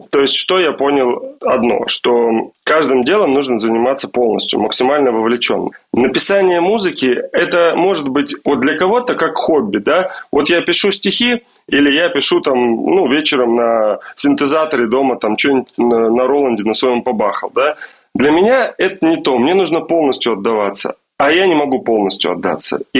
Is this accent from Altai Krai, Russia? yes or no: no; Omsk, Omsk Oblast, Russia; Я из Омска. Я вырос э, в караоке на этих треках.